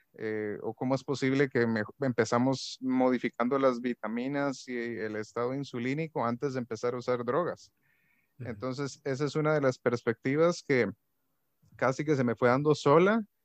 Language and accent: Spanish; Guatemala; moved away as an adult; now in Costa Rica; me mudé aquí a Costa Rica, porque yo soy guatemalteco